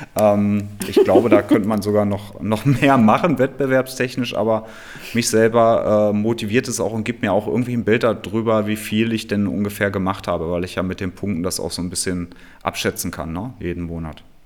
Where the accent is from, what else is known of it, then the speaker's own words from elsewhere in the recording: Hameln, Lower Saxony, Germany; now in Berlin, Germany; in meiner Heimat äh, in Hameln, da ist es ja auch alles ein bisschen ländlicher